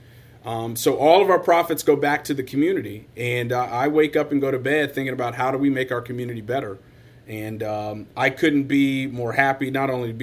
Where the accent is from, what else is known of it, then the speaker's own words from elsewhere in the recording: Las Vegas, Nevada, United States; moved away as an adult; also born or lived in Washington, D.C. / New York / London / Los Angeles; now in Dubuque, United States; born and raised in Vegas, then went to Howard University in Washington, D.C.